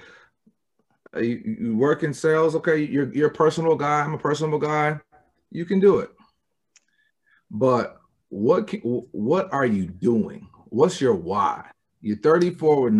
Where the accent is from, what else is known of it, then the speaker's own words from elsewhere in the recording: Michigan, United States; I'm from Michigan